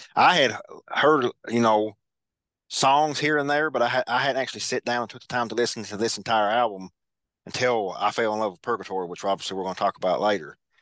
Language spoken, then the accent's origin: English; Kentucky, United States; Kentucky, which is my home state